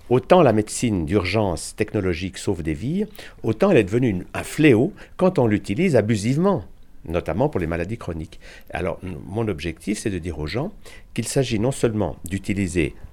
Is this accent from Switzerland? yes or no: yes; Switzerland; au départ, je suis suisse